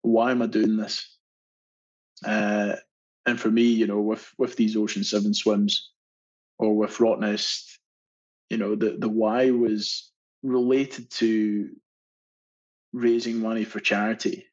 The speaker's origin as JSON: {"language": "English", "region": "Scotland", "country": "United Kingdom", "moved": "as an adult", "lives_now": "Australia", "said": "I love being Scottish. It is and will always be home for me."}